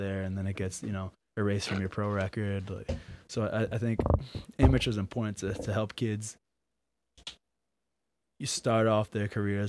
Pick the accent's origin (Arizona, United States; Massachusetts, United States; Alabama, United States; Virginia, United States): Massachusetts, United States; Abington; I'm from Abington.